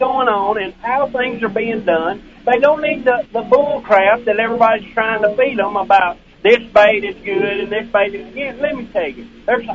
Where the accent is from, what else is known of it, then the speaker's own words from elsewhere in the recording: Ardella, Alabama, United States; I was born and raised in Ardella, Alabama.